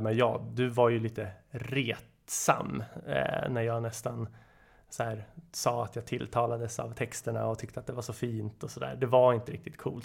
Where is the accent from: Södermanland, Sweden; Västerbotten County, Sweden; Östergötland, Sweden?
Södermanland, Sweden; Nyköping; now in Stockholm, Sweden; Född och uppvuxen i Nyköping, bor numera i Stockholm, 34 år.